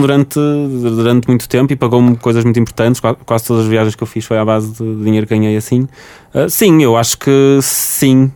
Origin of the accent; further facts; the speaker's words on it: Porto, Norte, Portugal; sou do Porto